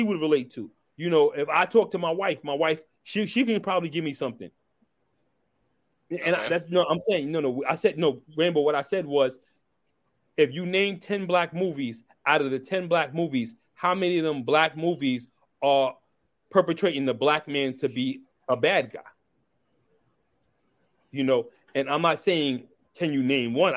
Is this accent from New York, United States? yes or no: yes; New York City, New York, United States; I grew up in East New York, Brooklyn